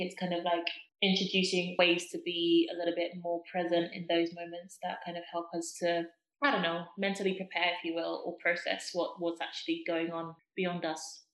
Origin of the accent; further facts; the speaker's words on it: Zimbabwe; moved away; I was born and raised in Zimbabwe. I strongly identify with my Zimbabwean culture